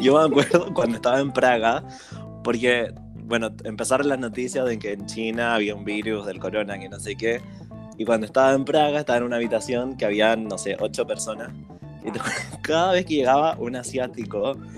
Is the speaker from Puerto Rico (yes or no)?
no; Chile; moved away as an adult; now in Berlin, Germany; yo la chilena